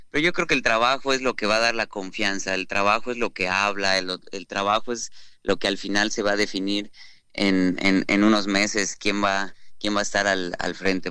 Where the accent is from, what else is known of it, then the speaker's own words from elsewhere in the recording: Yucatán, Mexico; somos los yucatecos